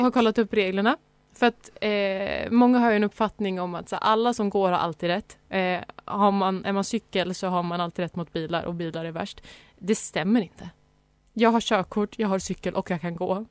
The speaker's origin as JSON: {"language": "Swedish", "town": "Sandviken", "region": "Gävleborg County", "country": "Sweden", "moved": "yes", "said": "jag är ju från Sandviken. Där cyklar man."}